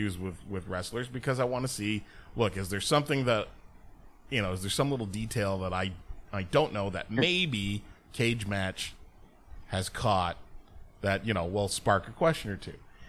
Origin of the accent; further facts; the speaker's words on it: Mexico; Oh, I'm Mexican.